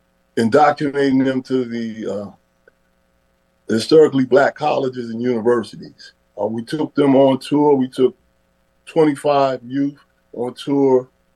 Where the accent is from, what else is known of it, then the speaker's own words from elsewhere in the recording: New York City, New York, United States; now in Naugatuck, United States; growing up in Harlem.